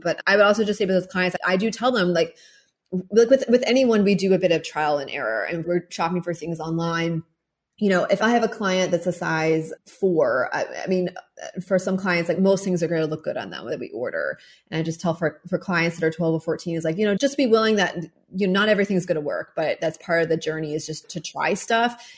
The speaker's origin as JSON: {"language": "English", "town": "Mechanicsville", "region": "Virginia", "country": "United States", "tie": "born or raised there", "also_born_or_lived": "Paris / Bali", "moved": "as an adult", "said": "growing up in Mechanicsville, Virginia"}